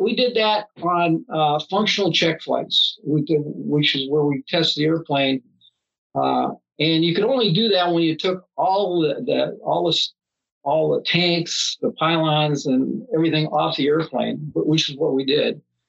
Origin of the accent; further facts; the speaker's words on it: Minneapolis, Minnesota, United States; We came from Minneapolis, St. Paul, which probably had one of the first malls in the country, and that was her thing, was shopping malls.